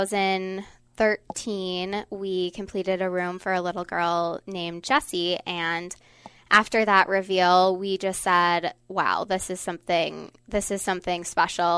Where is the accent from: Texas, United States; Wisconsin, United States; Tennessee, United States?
Wisconsin, United States; Beaver Dam; my hometown of Beaver Dam, Wisconsin